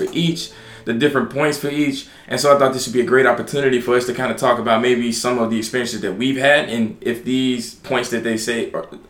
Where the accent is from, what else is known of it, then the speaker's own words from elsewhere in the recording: Alabama, United States; now in New York, United States; I came to New York from Alabama.